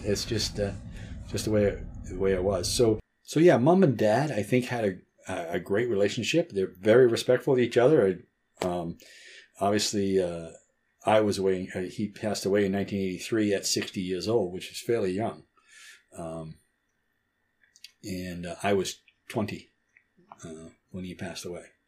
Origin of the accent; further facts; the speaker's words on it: Chatham, New Hampshire, United States; also born or lived in North Conway, New Hampshire; my parents were living at the farm when I was born. I, my mother went to North Conway or Memorial Hospital to have me